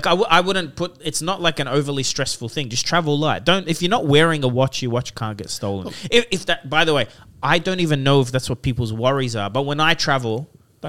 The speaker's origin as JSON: {"language": "English", "country": "Lebanon", "said": "So I'm from Lebanon."}